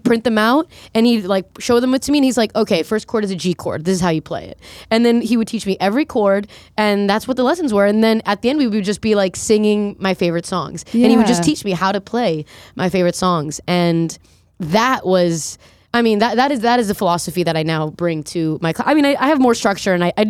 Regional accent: Fort Lauderdale, Florida, United States; also born or lived in Colombia; now in New York, United States; Yeah, I was born in Colombia, and then we immigrated here on like political immunity when I was three to South Florida.

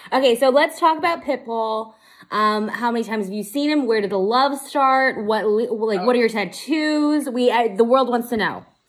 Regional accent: Las Vegas, Nevada, United States; I'm from Vegas

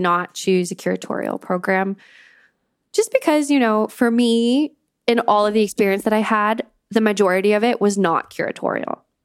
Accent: Canada; moved away as an adult; now in London, United Kingdom; I'm not an immigrant. I grew up in Canada. I have a very Canadian experience of growing up.

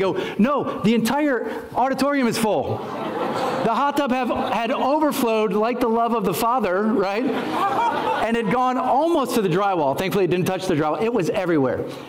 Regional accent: Ohio, United States; moved away as an adult; also born or lived in Lenawee County, Michigan; my wife and I grew up in Ohio

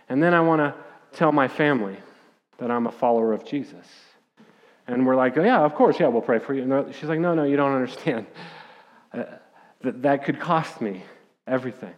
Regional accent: Littleton, Colorado, United States; growing up in Littleton, Colorado

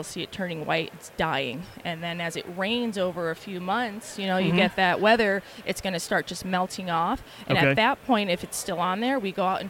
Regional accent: Connecticut, United States; moved away as an adult; also born or lived in Montana; Yes, I'm originally from Connecticut.

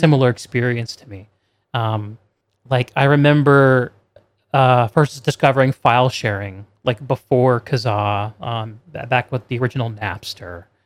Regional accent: New York, United States; I grew up near New York City, so I'd watch every single Yankees game

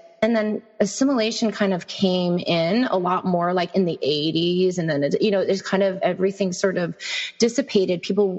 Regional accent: south of Buffalo, New York, United States; I grew up south of Buffalo in New York

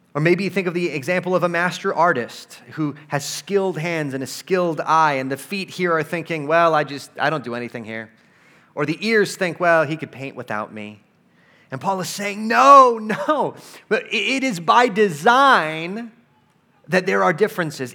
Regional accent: United States; as American Christians

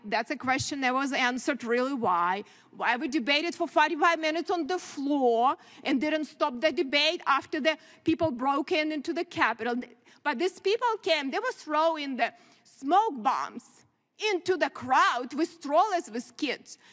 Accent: Ukraine; now in United States; I grew up in very similar country, Ukraine now

